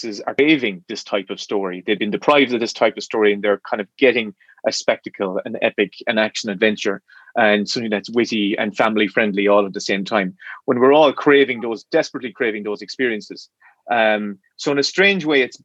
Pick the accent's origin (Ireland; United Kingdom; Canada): Ireland; Irish when it's taught to us in the environment that we grew up in, which was kind of like in a cold Irish Catholic schools